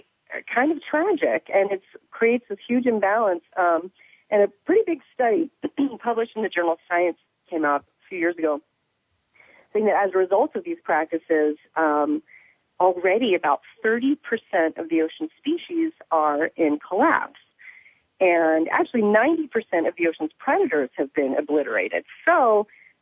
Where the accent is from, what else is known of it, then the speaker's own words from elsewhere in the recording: Evansville, Indiana, United States; growing up in Indiana, I used to go fish with my grandpa